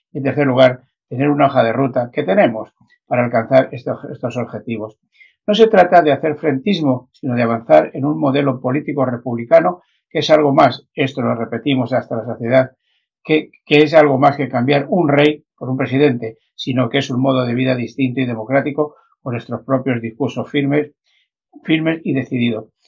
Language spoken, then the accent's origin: Spanish; Madrid, Community of Madrid, Spain; los que somos de Vicálvaro nos, sentimos muy, muy orgullosos